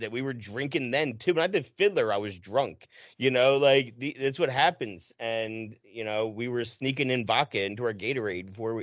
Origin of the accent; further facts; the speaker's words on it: right outside of Philadelphia, New Jersey, United States; i'm born and raised in south jersey right outside of philly